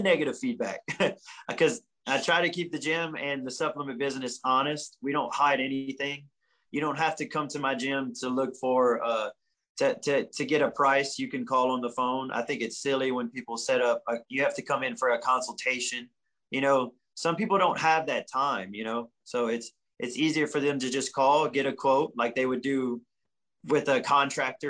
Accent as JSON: {"language": "English", "region": "the South", "country": "United States", "said": "I'm from the South."}